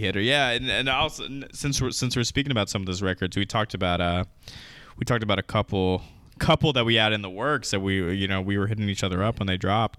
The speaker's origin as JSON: {"language": "English", "country": "United States", "said": "as an American"}